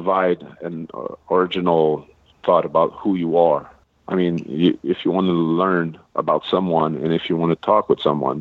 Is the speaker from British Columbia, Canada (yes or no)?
no; Quebec, Canada; first language French; English is a second language; French is my first language, but I'm Canadian. I'm Canadian. I'm French Canadian. I'm Quebecois.